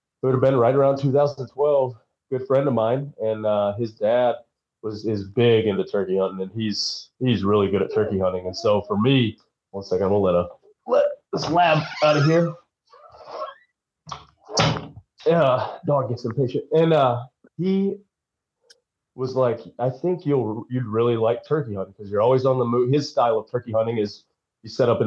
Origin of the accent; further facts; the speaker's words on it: Tennessee, United States; also born or lived in Michigan; originally I was born in Michigan, but I moved to Tennessee when I was 4 years old.